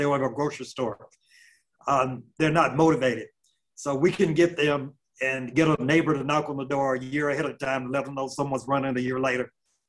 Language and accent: English; Mississippi, United States; born or raised there